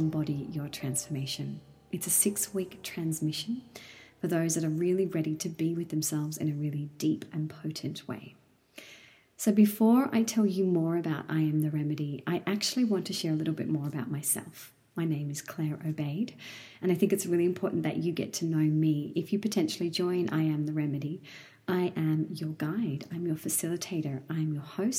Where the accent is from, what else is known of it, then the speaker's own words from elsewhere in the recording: Sydney, New South Wales, Australia; now in Central Coast, Australia; I was born and bred by the sea in Sydney, and I now live on the central coast of New South Wales